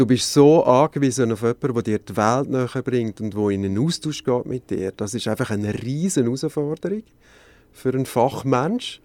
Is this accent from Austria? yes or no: no; Switzerland; bei uns in der Schweiz